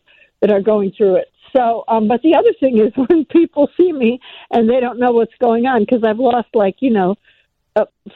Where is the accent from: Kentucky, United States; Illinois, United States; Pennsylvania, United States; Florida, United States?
Illinois, United States; Oak Park; Chicago is my hometown